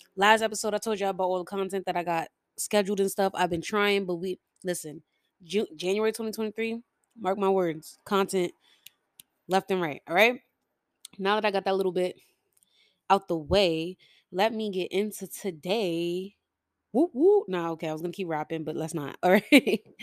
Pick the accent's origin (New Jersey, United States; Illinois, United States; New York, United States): New York, United States; New York City; I'm from New York City